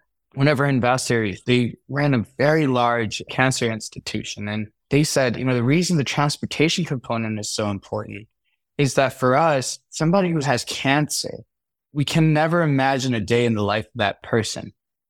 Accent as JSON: {"language": "English", "town": "Chicago", "region": "Illinois", "country": "United States", "tie": "born or raised there", "also_born_or_lived": "New York City", "said": "Especially, I grew up in Chicago, New York City. These weren't the safest places in the world."}